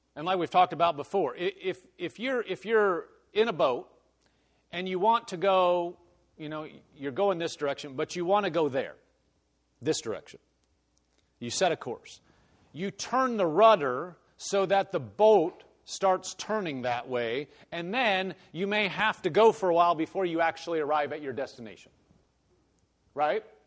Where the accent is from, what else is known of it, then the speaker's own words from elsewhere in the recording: Omaha, Nebraska, United States; moved away; I came from Nebraska, but you know, I came from Omaha, so it's it's a city.